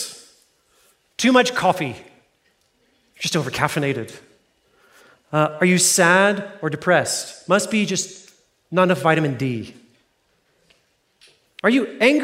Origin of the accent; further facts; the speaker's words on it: Fort Worth, Texas, United States; I grew up in Fort Worth. That's my hometown.